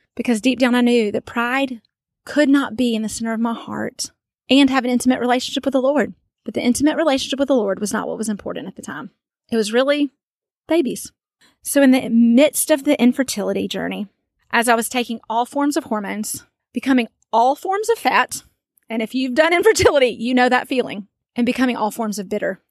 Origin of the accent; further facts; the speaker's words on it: Germantown, Tennessee, United States; moved away as an adult; also born or lived in Memphis, Tennessee; now in Vestavia, United States; I'm originally from Memphis, Tennessee, grew up in Germantown